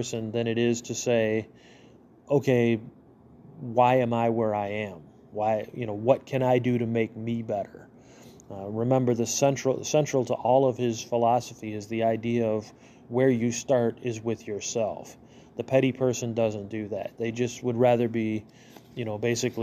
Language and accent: English; United States; as an American